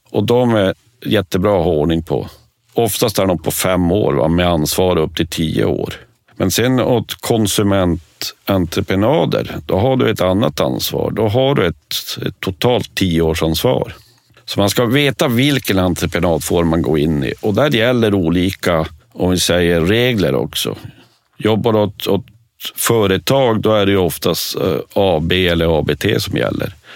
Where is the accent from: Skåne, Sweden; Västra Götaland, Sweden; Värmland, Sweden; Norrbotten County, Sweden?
Norrbotten County, Sweden; jag är norrbottning